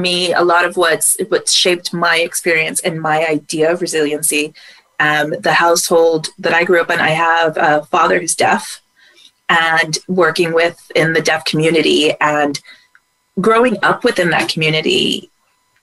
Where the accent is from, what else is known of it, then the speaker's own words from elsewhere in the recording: United States; moved away; being an American abroad